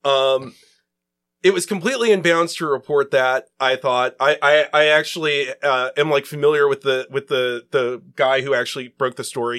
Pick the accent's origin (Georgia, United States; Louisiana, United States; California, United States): Georgia, United States; Atlanta; moved away; also born or lived in Charlotte; I grew up in Atlanta. Um, we, we moved there when I was six or seven